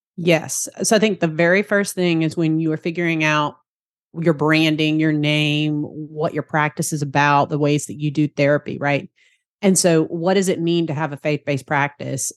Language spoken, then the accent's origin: English; Savannah, Georgia, United States; accent: Southern; I'm down here in Savannah, Georgia, if you enjoy my Southern accent there.